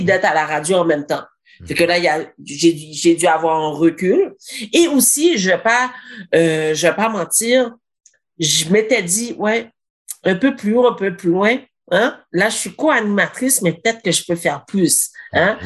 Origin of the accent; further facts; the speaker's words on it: Granby, Quebec, Canada; Je suis née ici à Grambay